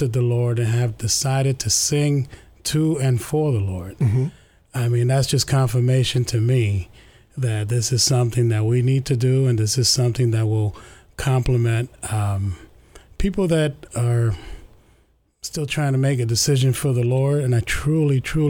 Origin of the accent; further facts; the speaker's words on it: New York City, New York, United States; We grew up in East Harlem, New York